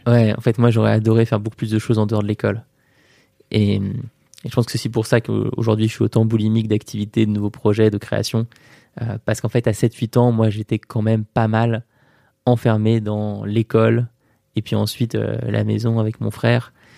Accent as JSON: {"language": "French", "town": "Paris", "region": "Île-de-France", "country": "France", "tie": "born or raised there", "said": "du 24 rue de Condé, euh, là où j'ai grandi"}